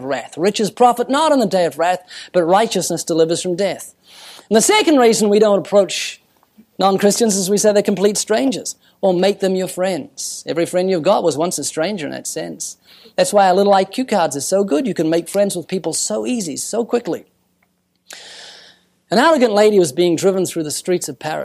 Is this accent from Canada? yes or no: no; New Zealand; I'm from New Zealand